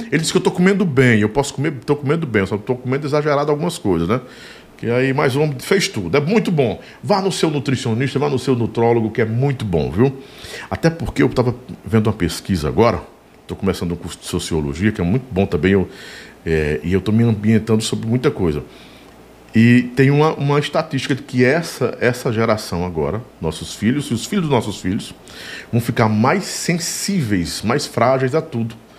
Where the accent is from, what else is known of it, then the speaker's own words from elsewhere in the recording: Sobradinho, Bahia, Brazil; moved away; a gente estava na Bahia em Sobradinho